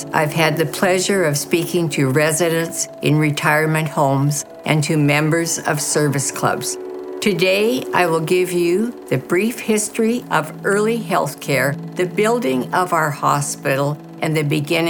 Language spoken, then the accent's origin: English; Surrey, British Columbia, Canada; it will soon be 87 years since I was born in Cloverdale.